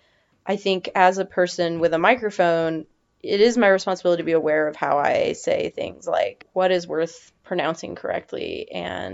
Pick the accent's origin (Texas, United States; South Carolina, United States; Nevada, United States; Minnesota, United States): Nevada, United States; I'm from Nevada, and that's how Nevadans say it, and that's not how anybody else says it.